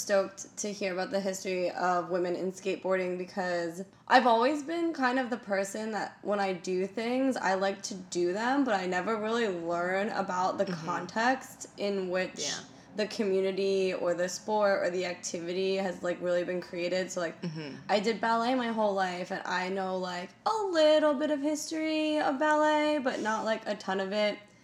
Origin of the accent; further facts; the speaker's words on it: United States; I'm super American